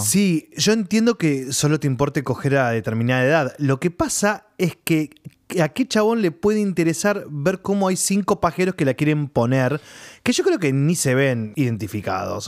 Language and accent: Spanish; Junín, Buenos Aires Province, Argentina; yo me acuerdo cuando era chiquito que caminaba por Capital, porque en Junín, en mi ciudad, ah, hubo cine, pero muy intermitente